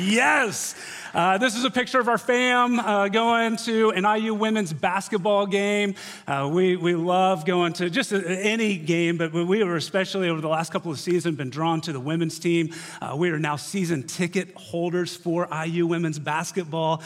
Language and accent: English; Cicero, Indiana, United States; moved away as an adult; also born or lived in Owensboro, Kentucky; now in Bloomington, United States; grew up in a small town 25 miles north of Indy called Cicero, graduated from Hamilton Heights High School in 1998